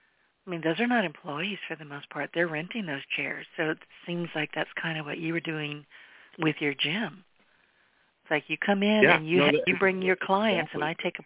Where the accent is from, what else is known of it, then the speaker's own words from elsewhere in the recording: California, United States; I was born and raised in California. I've been here in southwest Louisiana largely most of my life.